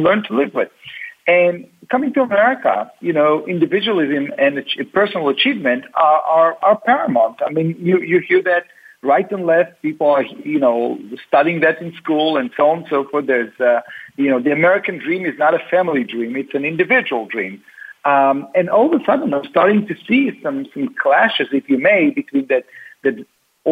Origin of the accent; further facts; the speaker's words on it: Tel Aviv, Tel Aviv District, Israel; now in United States; I grew up in Tel Aviv.